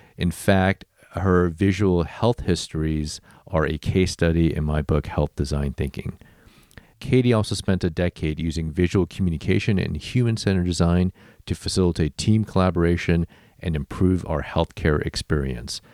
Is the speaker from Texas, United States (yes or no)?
yes; Houston, Texas, United States; also born or lived in north of Chicago, Illinois; So I lived there for the first like seven years of my life, then nice. moved to Houston, Texas